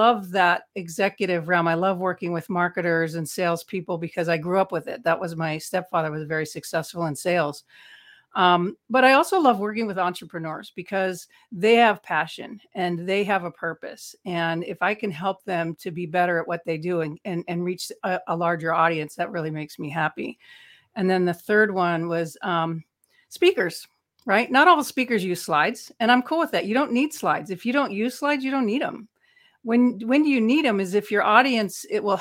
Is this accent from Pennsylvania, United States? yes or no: no; Los Angeles, California, United States; I spent 4 years as a teenager growing up in Hollywood